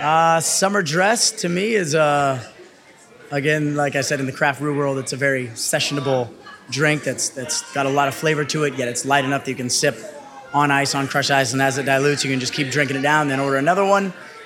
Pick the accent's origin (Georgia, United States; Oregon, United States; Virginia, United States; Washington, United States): Oregon, United States; Bend; moved away as an adult; now in Los Angeles, United States; Originally, I'm from Bend, Oregon. However, the last 10 years, 8 years, have been spent in Los Angeles, California.